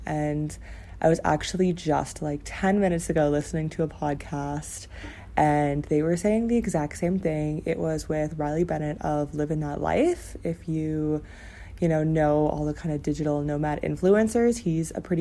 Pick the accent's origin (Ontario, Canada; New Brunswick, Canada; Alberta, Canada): Ontario, Canada; moved away as an adult; now in China; My dream was to work downtown Toronto, which was like 2 hours away from my hometown